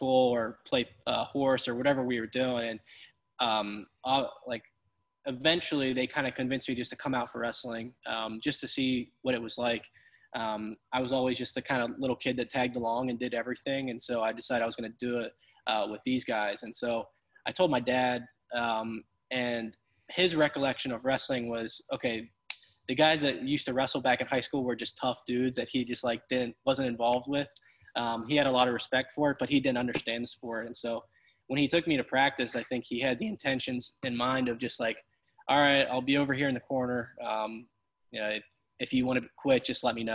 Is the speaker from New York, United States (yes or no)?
no; Pennsylvania, United States; growing up in Pennsylvania